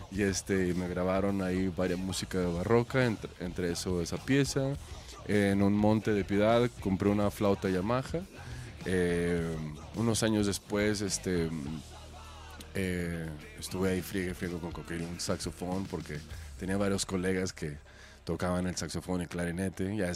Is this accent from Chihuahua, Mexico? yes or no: yes; Chihuahua, Mexico; Sí, de Chihuahua, Chihuahua.